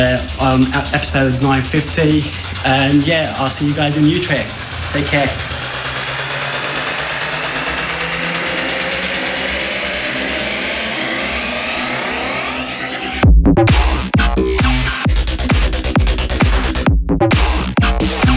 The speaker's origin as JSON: {"language": "English", "region": "London", "country": "United Kingdom", "said": "I'm from London"}